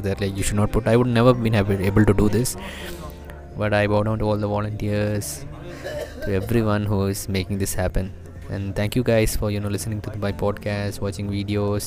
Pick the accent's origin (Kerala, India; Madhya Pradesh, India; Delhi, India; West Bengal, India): Kerala, India; I'm from Kerala